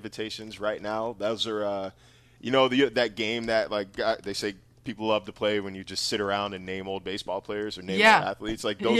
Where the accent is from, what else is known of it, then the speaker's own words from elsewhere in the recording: Sacramento, California, United States; I grew up in Northern California. I grew up in Sacramento